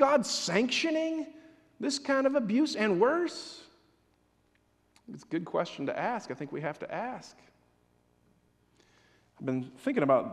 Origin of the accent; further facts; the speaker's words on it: Hudsonville, Michigan, United States; I was born in Hudsonville. It was a farming community then